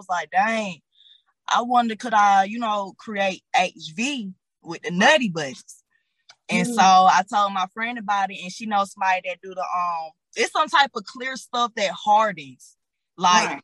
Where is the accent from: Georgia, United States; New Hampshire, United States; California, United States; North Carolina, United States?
Georgia, United States; Atlanta; also born or lived in Decatur, Georgia / Henry County, Georgia; I'm from Decatur, but I was raised on the South Side